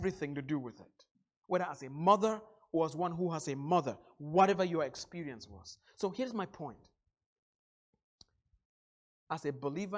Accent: Northwest Region, Cameroon; moved away; back in my home country in the little town of 5,000 in the northwest part of Cameroon. Where I grew up

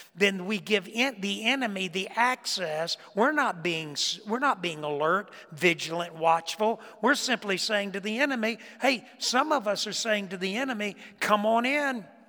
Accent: Florida, United States; moved away; I grew up, I grew up in Florida

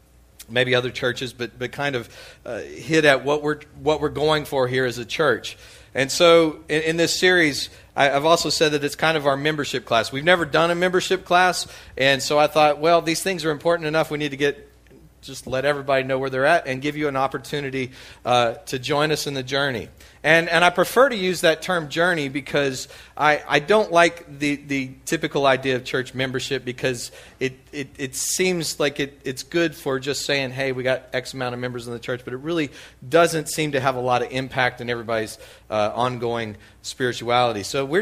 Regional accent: Texas, United States; now in Louisiana, United States; I feel like I didn't grow up in Louisiana. I grew up in West Texas.

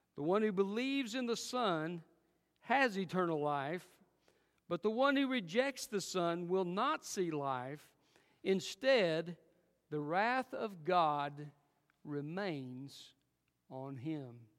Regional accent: Alcoa, Tennessee, United States; also born or lived in Jefferson City, Tennessee; I was raised most of my growing up years in Alcoa, Tennessee.

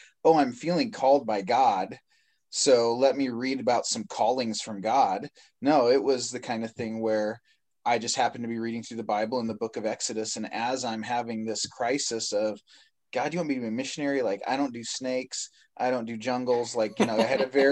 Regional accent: Washington, United States; moved away; back home in Washington State, where I grew up

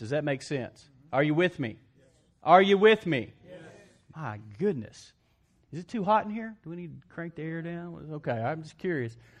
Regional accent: West Texas, United States; I grew up in West Texas

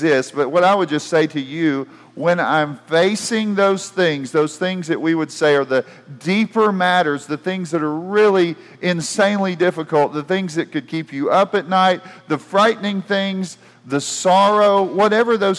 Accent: United States; as an American

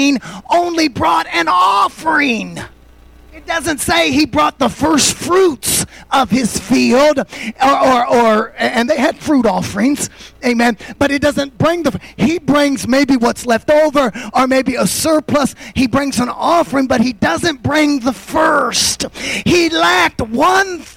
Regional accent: United States

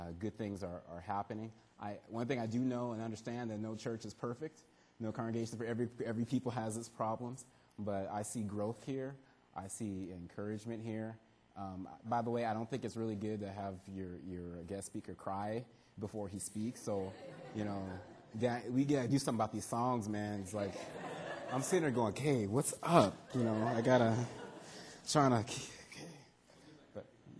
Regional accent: California, United States; moved away as an adult; also born or lived in York, Nebraska / Arizona; now in Canada; From California, that's where I grew up

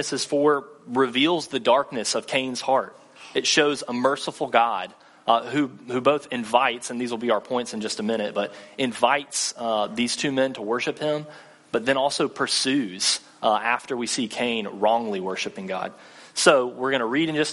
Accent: Thomasville, Georgia, United States; moved away as an adult; also born or lived in Mississippi; now in Tallahassee, United States; I'm actually from Thomasville, which is just north of Tallahassee, Thomasville, Georgia, about 40 minutes north

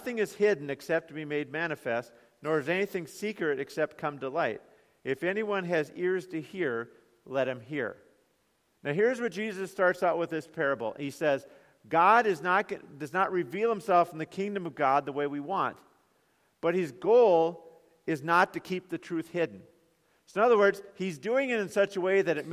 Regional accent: United States; we as American Christians

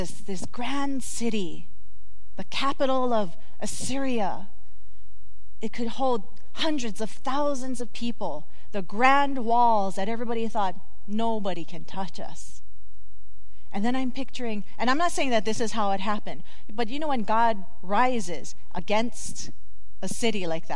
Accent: Hawaii, United States; when you're a kid growing up in Hawaii

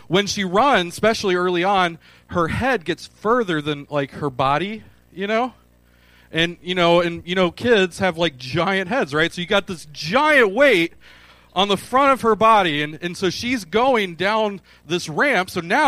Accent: Michigan, United States; now in Clarksville, United States; I'm from Michigan.

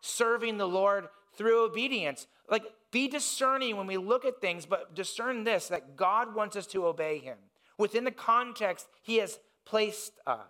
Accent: Indiana, United States; moved away; I grew up in Indiana

